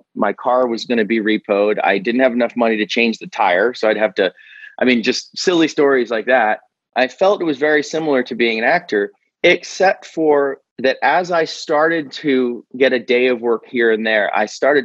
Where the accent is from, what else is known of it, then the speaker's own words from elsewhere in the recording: Maryland, United States; moved away; I grew up in Maryland